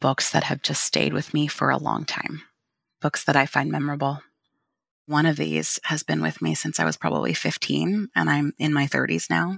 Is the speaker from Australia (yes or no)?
no; California, United States; also born or lived in Portland / Texas; now in Vancouver, Washington, United States; I'm originally from California